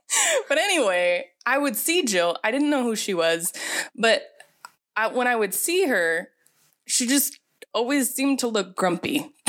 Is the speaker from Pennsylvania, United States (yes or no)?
yes; Pennsylvania, United States; moved away as an adult; now in Phoenix, United States; I grew up in Pennsylvania, so basically Pennsylvania, but out in the, there's really, it's mostly farmland, so Amish.